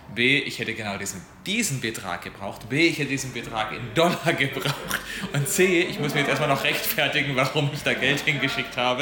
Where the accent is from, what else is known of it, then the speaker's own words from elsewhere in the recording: Germany; ich als Deutscher